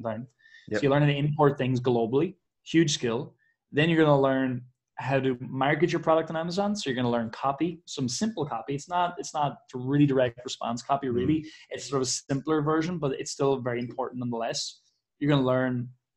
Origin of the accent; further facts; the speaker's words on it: Ireland; I'm Irish